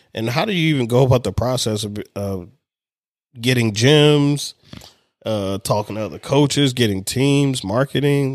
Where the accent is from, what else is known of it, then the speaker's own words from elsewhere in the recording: Baltimore, Maryland, United States; also born or lived in Hawaii / Anne Arundel County, Maryland; I'm from Baltimore